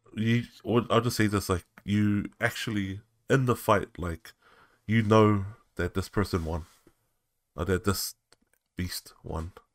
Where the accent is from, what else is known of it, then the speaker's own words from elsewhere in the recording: New Zealand; growing up in New Zealand